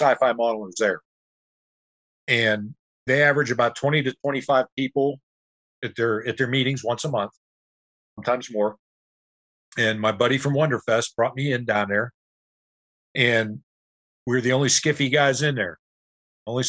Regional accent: Pittsburgh, Pennsylvania, United States; also born or lived in Youngstown, Ohio / Ohio; now in Louisville, United States; I was raised in Pittsburgh. Got transplanted to Ohio for 40 years

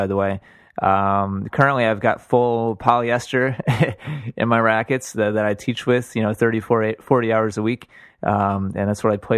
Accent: Wisconsin, United States; I'm from Wisconsin

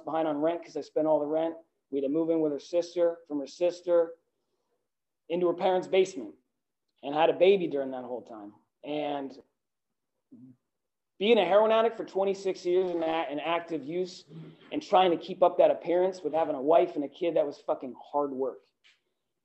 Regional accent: Northern New Jersey, United States; I grew up outside of Manhattan in Northern New Jersey

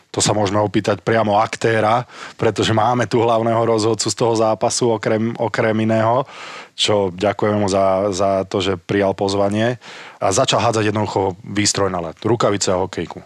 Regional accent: Slovakia; ako každý Slovák

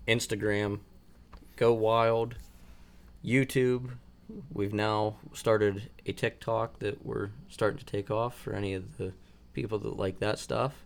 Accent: Pennsylvania, United States; my home state

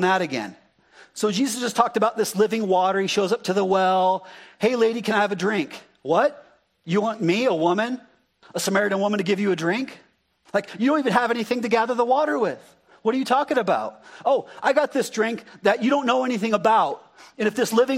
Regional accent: Arizona, United States; moved away; I'm an Arizona boy

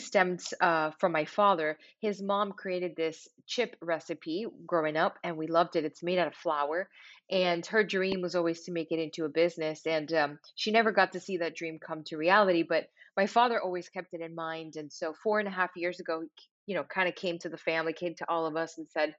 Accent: Miami, Florida, United States; moved away as an adult; now in Los Angeles, United States; growing up in Miami, Florida

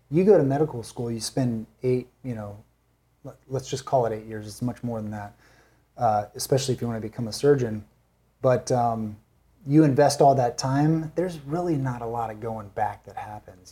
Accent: San Bernardino, California, United States; also born or lived in Newport; I was gonna move from San Bernardino to Newport

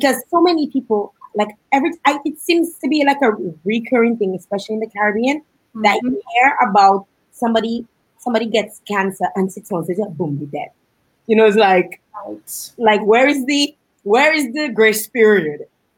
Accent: Canada; I'm Canadian and I would know it works in Canada

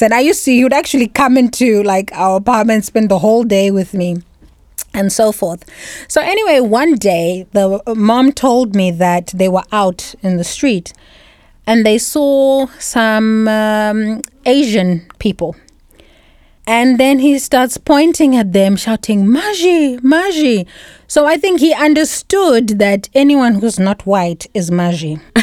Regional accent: Zimbabwe; moved away as an adult; also born or lived in South Africa; now in Bratislava, Slovakia; I'm a foreigner. I'm not South African. I'm Zimbabwean.

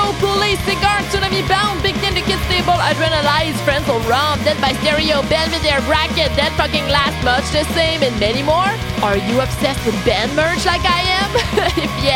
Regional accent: Quebec City, Quebec, Canada; first language French; English is a second language; I'm from Quebec City in Canada

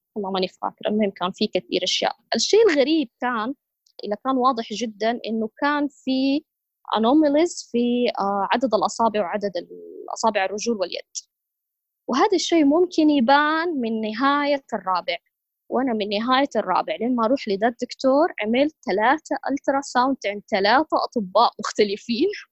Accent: Saudi Arabia; عندنا في السعودية

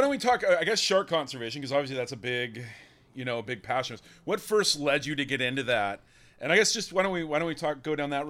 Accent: Sacramento, California, United States; Sacramento? That's my hometown.

